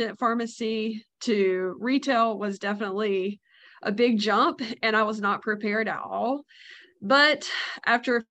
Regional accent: North Carolina, United States; I'm from North Carolina, born and raised

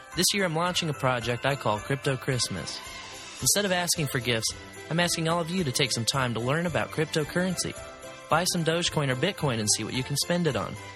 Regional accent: Kansas City, Missouri, United States; moved away as an adult; now in Columbia, United States; I'm from Kansas City

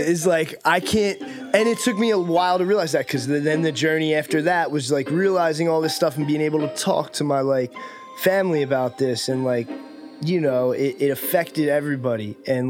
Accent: New Jersey, United States; moved away as an adult; now in Los Angeles, United States; You mentioned I'm from New Jersey.

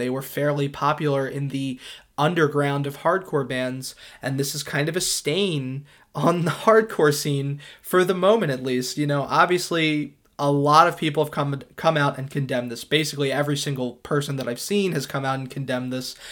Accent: Philadelphia suburbs, Pennsylvania, United States; I come from the Philadelphia suburbs

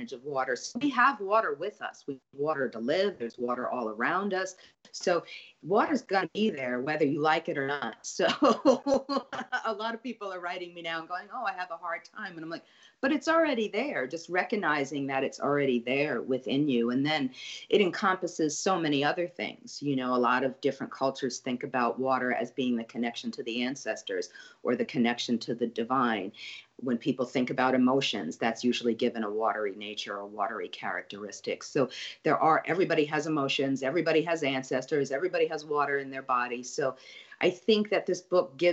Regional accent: New York City, New York, United States; now in New Orleans, United States; I grew up in Brooklyn, right kind of on, you know, near the Verrazano Bridge

